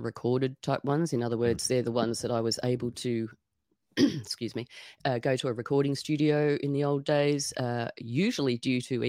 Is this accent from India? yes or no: no; Sydney, New South Wales, Australia; moved away as an adult; also born or lived in Tasmania; I grew up in Sydney